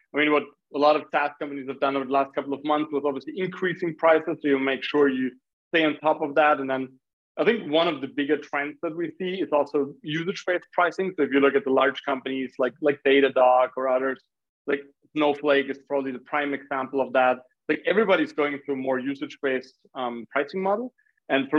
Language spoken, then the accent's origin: English; Graz, Styria, Austria; I'm originally from Austria, which is actually the city where Arnold Schwarzenegger was born